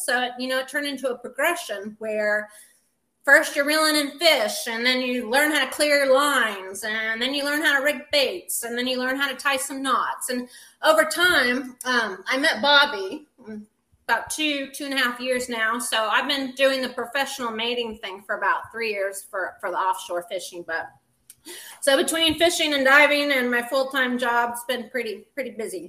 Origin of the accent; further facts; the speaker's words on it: Santa Cruz, California, United States; moved away; I grew up in Santa Cruz, California, and we spent our weekends going to the beach.